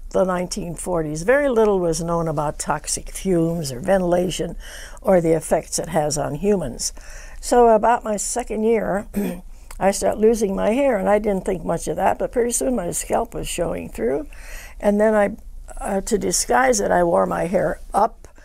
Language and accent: English; West Virginia, United States; born there; I said, Well, I was born in West Virginia, so she wanted to know the story."